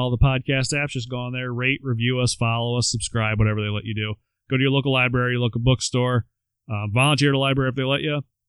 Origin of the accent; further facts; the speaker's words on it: Southern United States, United States; accent: southern; my southern accent got shut down here